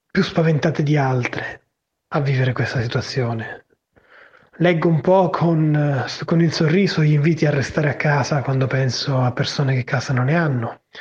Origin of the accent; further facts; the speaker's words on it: Palermo, Sicily, Italy; ho 38 anni e sono di Palermo. Vivo in un quartiere periferico nella mia città